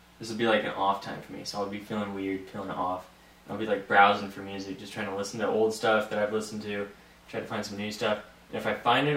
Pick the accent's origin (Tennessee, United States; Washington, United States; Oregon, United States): Washington, United States; Wenatchee; I've grown up in Wenatchee my whole life. You know, been here the whole time.